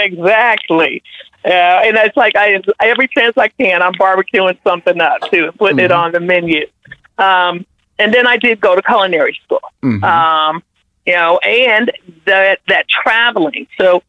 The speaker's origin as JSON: {"language": "English", "town": "Kansas City", "region": "Missouri", "country": "United States", "tie": "born or raised there", "said": "I grew up with a family of great cooks. I grew up in the Midwest."}